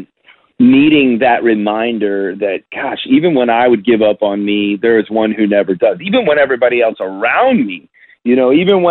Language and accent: English; Chicago, Illinois, United States; now in Nashville, United States; since I've left Chicago, where I grew up and lived in Nashville